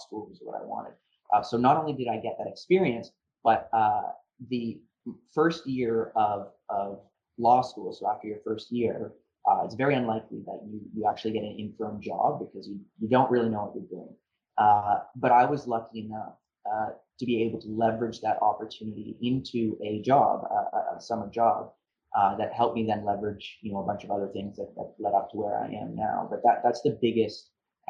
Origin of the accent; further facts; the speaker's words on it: Niagara-on-the-Lake, Ontario, Canada; I grew up in Niagara on the Lake